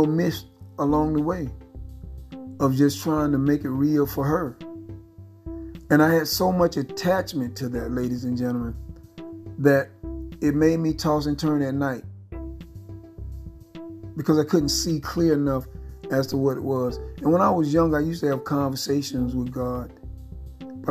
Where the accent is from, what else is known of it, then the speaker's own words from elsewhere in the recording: Phenix City, Alabama, United States; I grew up in Phoenix City, Alabama